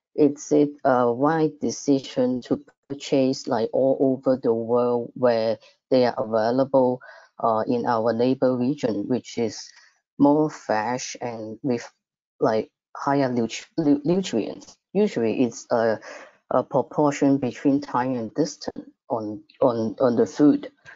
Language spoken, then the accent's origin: English; Macau; Macau, my hometown